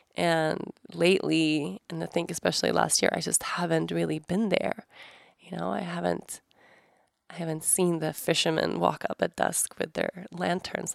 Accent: Sweden; moved away; my home country, Sweden

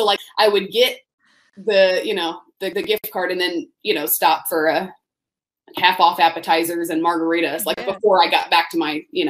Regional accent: Tallahassee, Florida, United States; I grew up in Tallahassee, Florida, during a stretch of years where, I mean, and there were a lot of years that Florida State football was the pinnacle of college football.

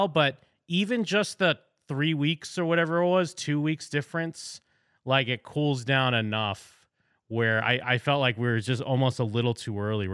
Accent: Orlando, Florida, United States; we're from Orlando

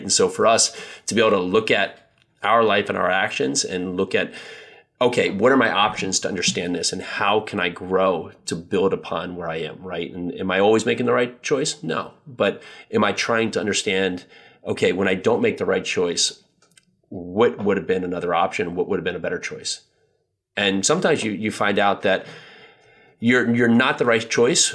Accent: New Jersey, United States; I grew up in New Jersey

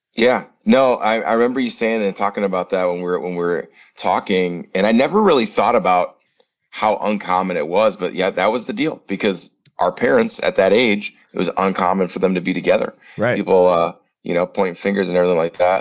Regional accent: Prairie du Chien, Wisconsin, United States; moved away as an adult; also born or lived in Winona, Minnesota / Minnesota / Phoenix; I'm back down in my hometown um, of Prairie View, Wisconsin

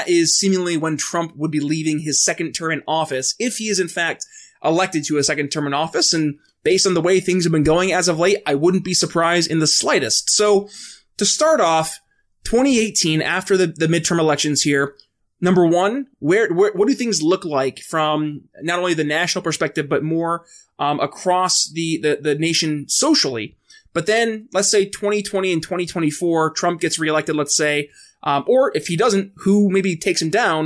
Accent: New York, United States; moved away; my home state of New York

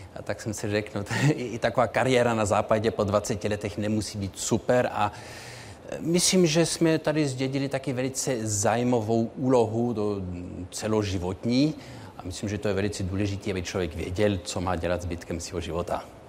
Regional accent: Munich, Bavaria, Germany; moved away; Ano, tak já jsem měl ve svém dětství tři jazyky. Eh, vyrostl jsem v Mnichově, takže Němčina byla jazyk mého, eh, životního prostředí.

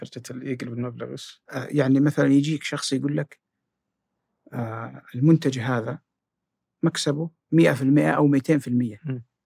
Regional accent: Jeddah, Makkah Province, Saudi Arabia; كان في حي قوي عندنا في جده اسمه الصفا

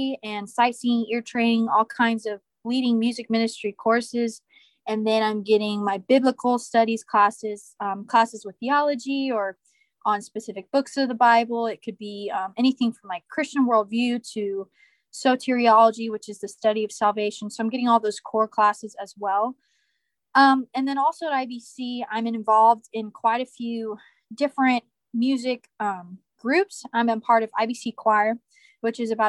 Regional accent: Ocala, Florida, United States; moved away as an adult; now in Indianapolis, United States; I am from Ocala, Florida, which is in North Central Florida, like right at the heart of Florida, small city. Grew up there the first 18 years of my life

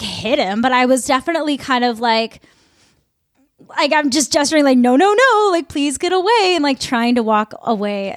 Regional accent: Midwest, United States; I'm from the Midwest.

